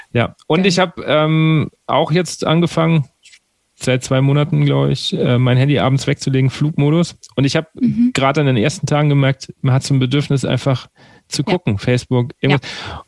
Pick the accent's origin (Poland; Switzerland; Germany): Germany; Aschaffenburg, Bavaria; also born or lived in Wiesbaden; Weil ich komme ja eigentlich aus Aschaffenburg